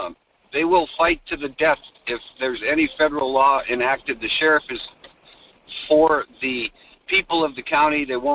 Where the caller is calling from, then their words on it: Fairbanks, Alaska, United States; calling from Fairbanks.